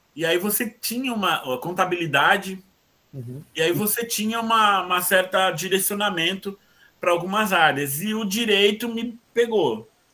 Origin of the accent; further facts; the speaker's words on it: São Paulo, Brazil; also born or lived in Guarulhos; o hospital onde eu nasci ficava em Guarulhos, mas na verdade eu sempre morei aqui em São Miguel, né? Só nasci lá por uma questão de logística do. do do hospital, mas me criei